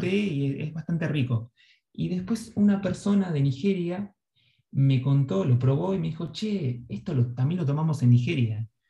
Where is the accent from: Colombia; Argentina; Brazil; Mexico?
Argentina; moved away